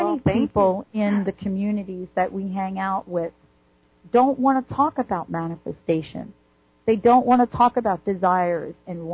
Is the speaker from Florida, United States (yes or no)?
no; New York City, New York, United States; Growing up in New York City